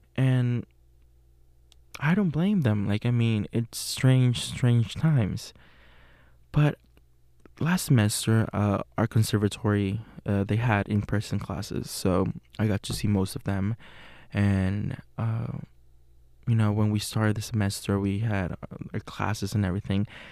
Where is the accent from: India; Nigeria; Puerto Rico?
Puerto Rico; English is a second language; moved away as an adult; now in Pittsburgh, United States; I'm from Puerto Rico. Uh, it's a little Caribbean island. I was born and raised there.